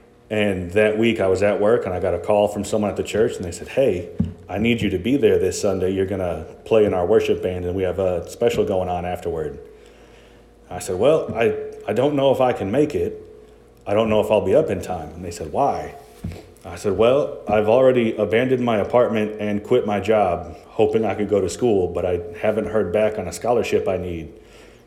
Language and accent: English; Chicago, Illinois, United States; moved away; I'm from Chicago